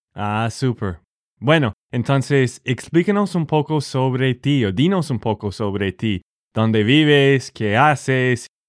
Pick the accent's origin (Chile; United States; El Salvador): United States; Texas; de Texas, Estados Unidos